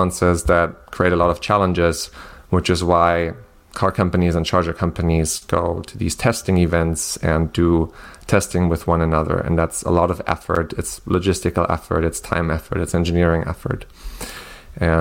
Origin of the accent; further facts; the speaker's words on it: Germany; moved away as an adult; also born or lived in southern Germany; I'm originally from Germany